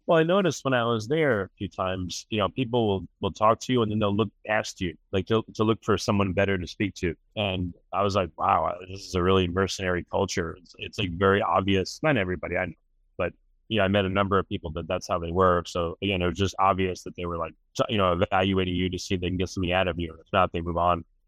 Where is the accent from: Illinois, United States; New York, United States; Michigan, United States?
New York, United States; moved away as an adult; now in Texas, United States; I'm from New York